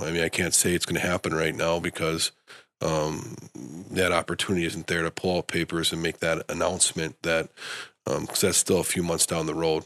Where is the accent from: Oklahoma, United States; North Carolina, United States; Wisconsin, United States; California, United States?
Wisconsin, United States; Stevens Point; also born or lived in Madison, Wisconsin; now in Grand Rapids, United States; I grew up in Stevens Point